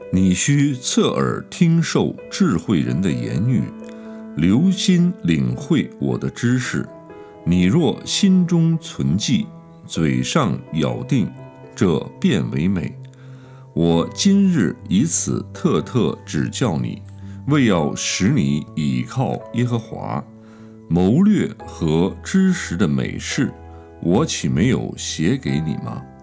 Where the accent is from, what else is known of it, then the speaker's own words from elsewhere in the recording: China; 我们中国人